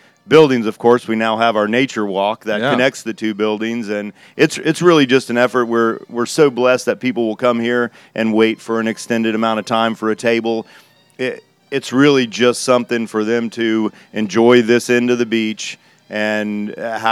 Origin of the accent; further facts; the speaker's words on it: South Louisiana, United States; moved away as an adult; also born or lived in New Orleans; now in Florida, United States; Growing up in South Louisiana